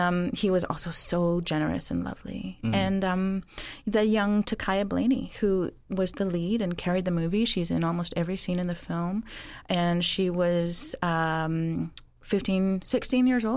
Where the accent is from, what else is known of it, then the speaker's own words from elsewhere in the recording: Bella Bella, British Columbia, Canada; now in Six Nations, Canada; I was born in Bella Bella. It's a small fishing village on the coast of BC.